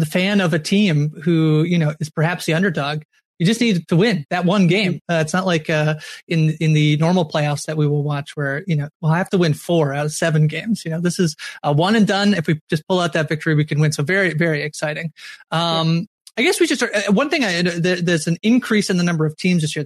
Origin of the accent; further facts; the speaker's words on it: Canada; I'm a Canadian